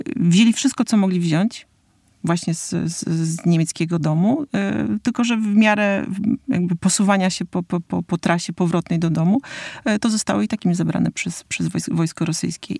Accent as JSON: {"language": "Polish", "region": "Warmian-Masurian Voivodeship", "country": "Poland", "said": "jako Mazur"}